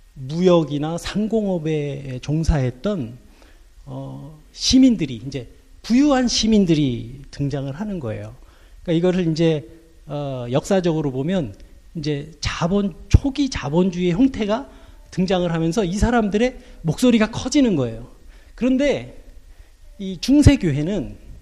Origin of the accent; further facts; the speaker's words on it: South Korea; moved away as an adult; now in Germany; 나 코리아에서 왔다고 그랬더니